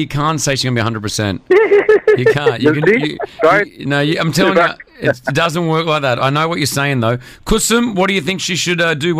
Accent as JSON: {"language": "English", "country": "United Kingdom", "said": "I'm a Brit."}